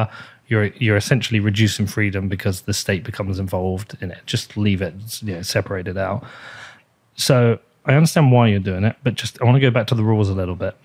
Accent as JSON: {"language": "English", "country": "United Kingdom", "said": "I'm British"}